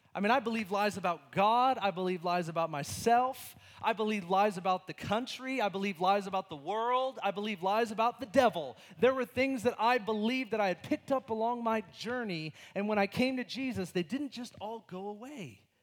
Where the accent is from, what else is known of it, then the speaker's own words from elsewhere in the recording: United States; my freedom as an American